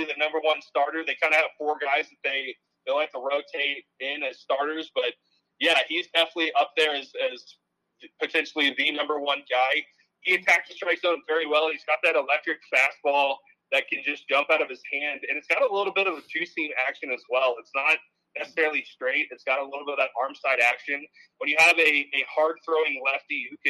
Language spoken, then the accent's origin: English; St. Louis, Missouri, United States; I grew up in the St. Louis area